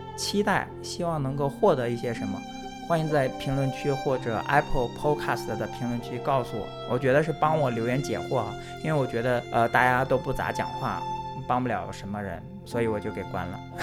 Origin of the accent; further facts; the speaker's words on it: China; now in United States; 我是在中国出生、中国长大